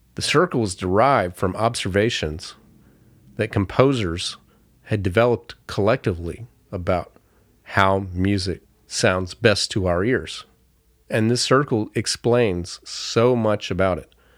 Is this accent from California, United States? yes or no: no; Florida, United States; growing up in Florida, we had a backyard